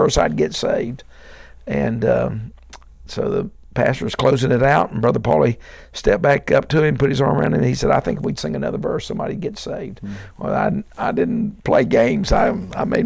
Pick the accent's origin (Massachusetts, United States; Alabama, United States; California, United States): Alabama, United States; Dothan; also born or lived in Ashford, Alabama / Nashville, Tennessee; I was born in Dothan, Alabama, which is down in the southeast corner of the state.